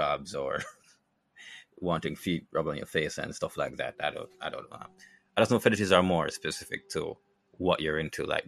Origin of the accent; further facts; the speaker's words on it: Jamaica; living in Jamaica